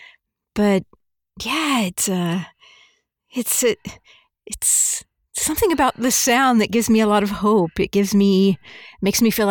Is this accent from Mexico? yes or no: yes; Mexico; moved away; I was born here, but I grew up in Mexico, and then I came back here